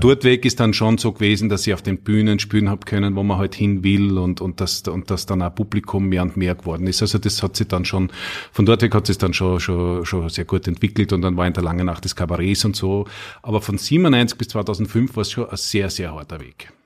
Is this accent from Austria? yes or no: yes; Knittelfeld, Styria, Austria; ich bin ja äh, ein Knittelfeller, gebürtiger Steirer